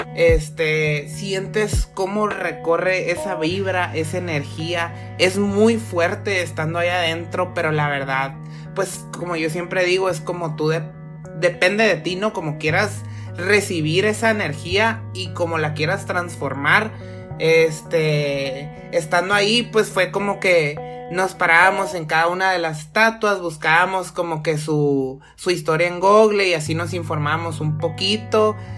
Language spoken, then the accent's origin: Spanish; Mexico